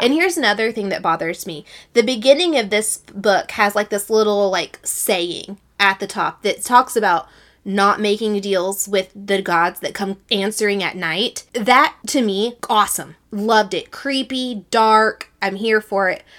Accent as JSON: {"language": "English", "region": "Texas", "country": "United States", "said": "Sarah and I are from the South. We're from Texas"}